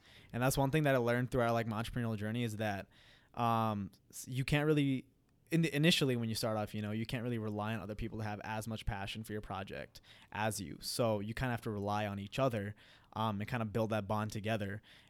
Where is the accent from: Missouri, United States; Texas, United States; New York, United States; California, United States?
New York, United States; Queens; So growing up, I was born and raised in Queens, New York, and my family's from Punjab, India.